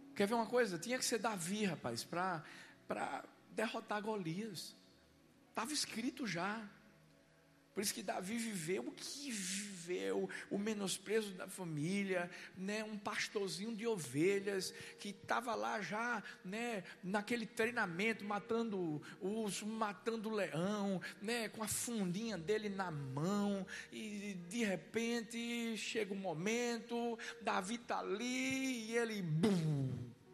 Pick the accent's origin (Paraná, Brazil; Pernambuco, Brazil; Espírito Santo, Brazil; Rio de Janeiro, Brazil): Pernambuco, Brazil; Eu sou pernambucano, nordestino, cabra macho.